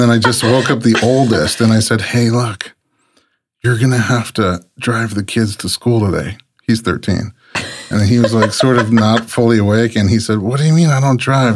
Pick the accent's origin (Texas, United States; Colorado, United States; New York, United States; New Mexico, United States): New York, United States; New York City; moved away as an adult; also born or lived in Georgia / Nebraska; I, I grew up so sheltered in New York City